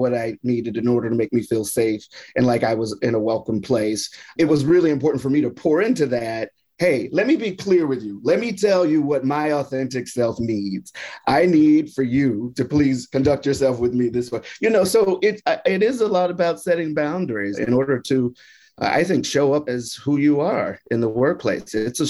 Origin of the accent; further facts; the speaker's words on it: Houston, Texas, United States; also born or lived in Mississippi / Louisiana / Alabama; So I'm originally from the South, was born in Houston, lived in Mississippi, Louisiana, Alabama, Texas, all of them